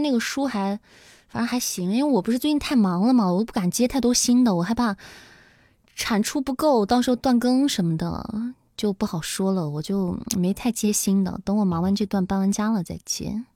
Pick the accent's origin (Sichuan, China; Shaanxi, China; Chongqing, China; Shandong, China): Shaanxi, China; Xi'an; first language Mandarin; 我是一个土生土长的西安人